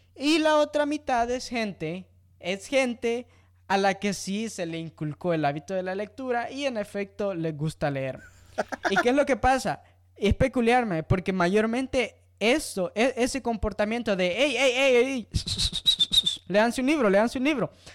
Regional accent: El Salvador; yo sea salvadoreño

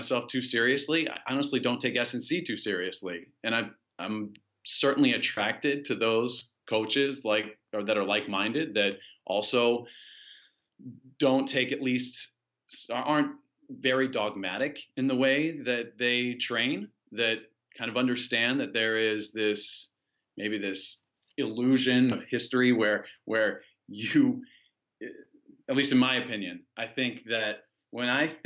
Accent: United States; moved away as an adult; also born or lived in China; being an American citizen

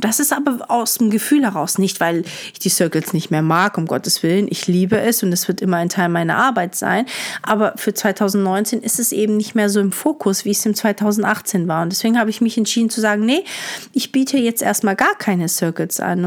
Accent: Stuttgart, Baden-Württemberg, Germany; moved away as an adult; also born or lived in Hamburg / Lisbon; wieder in meiner Heimat bin, wo ich aufgewachsen bin

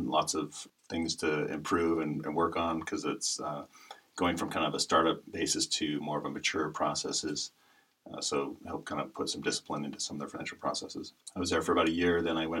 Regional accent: Utah, United States; also born or lived in Texas / Japan; I was born and raised in Utah and spent all of my childhood here. I actually didn't leave the state to live anywhere else until I graduated from BYU. And then I went to Texas.

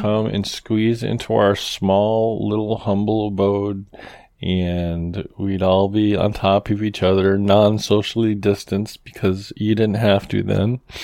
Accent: Moosup, Connecticut, United States; my hometown of Mooseup, Connecticut.

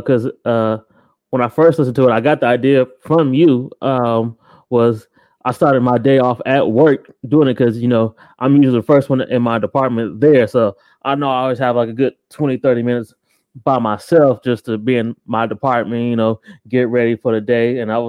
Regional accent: Akron, Ohio, United States; High school growing up in Akron.

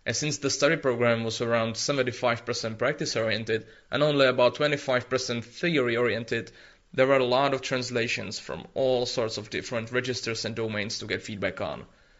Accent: Czechia; I come from the Czech Republic

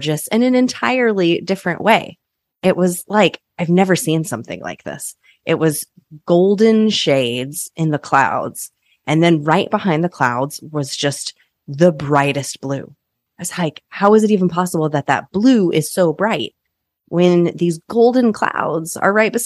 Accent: Kansas, United States; now in Oregon, United States; I grew up in Kansas where there are arguably some of the most gorgeous sunsets in the world.

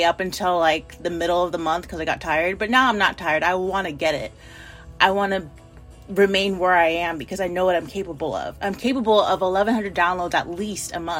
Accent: United States; I'm an American

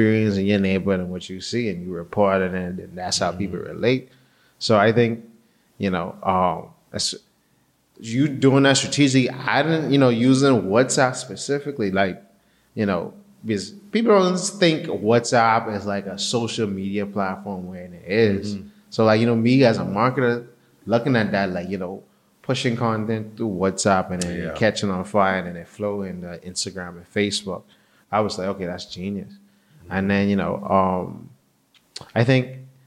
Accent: Bahamas; growing up in the Bahamas

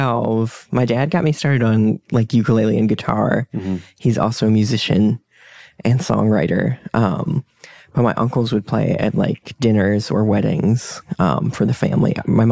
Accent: Denver, Colorado, United States; I'm from Denver, Colorado.

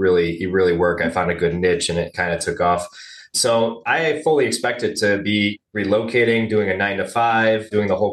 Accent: Cleveland, Ohio, United States; I was pretty much born and raised in the Cleveland, Ohio area

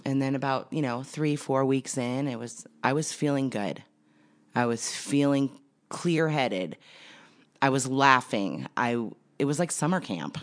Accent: Santa Clarita, California, United States; I grew up in Santa Clarita Valley, California.

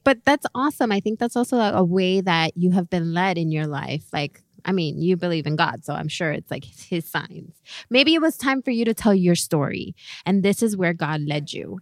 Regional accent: Miami, Florida, United States; we're from Miami

